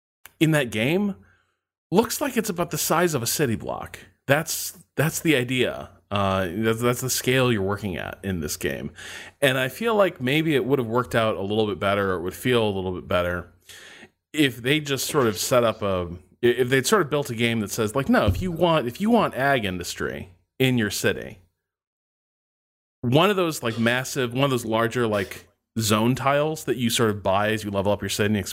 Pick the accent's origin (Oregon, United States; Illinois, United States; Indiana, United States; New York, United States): Indiana, United States; I grew up in Northwest Indiana, so I grew up sort of surrounded by steel mills, and those are big.